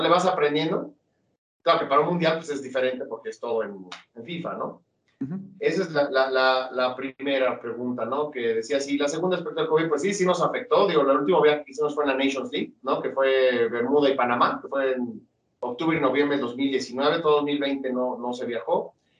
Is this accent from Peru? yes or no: no; Mexico; siempre somos más mexicanos